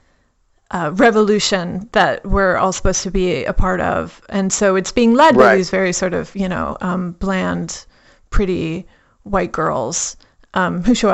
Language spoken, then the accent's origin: English; Kansas, United States; come from Kansas